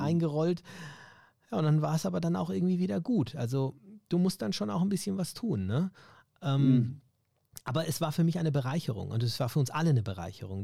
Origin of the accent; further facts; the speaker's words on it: Germany; ich ja Deutscher bin natürlich und auch hier aufgewachsen bin